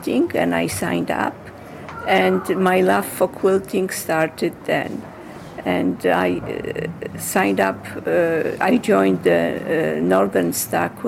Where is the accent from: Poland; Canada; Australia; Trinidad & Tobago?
Poland; moved away as an adult; now in Hartsdale, United States; I was born in Poland, and at age 24, I came to the United States